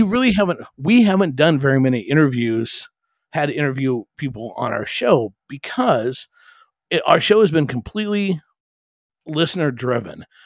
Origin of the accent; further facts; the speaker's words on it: Omaha, Nebraska, United States; I grew up in Omaha